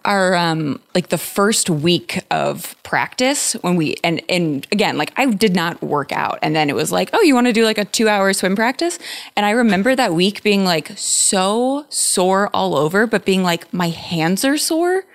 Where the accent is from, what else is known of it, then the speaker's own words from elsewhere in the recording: San Diego, California, United States; I'm from San Diego.